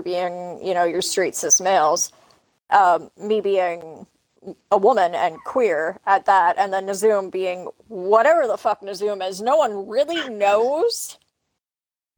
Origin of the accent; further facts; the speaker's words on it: Canada; I'm Canadian